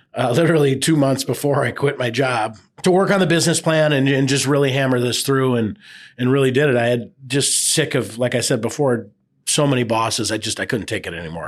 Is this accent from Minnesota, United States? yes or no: yes; Burnsville, Minnesota, United States; now in Hudson, United States; I grew up in Burnsville.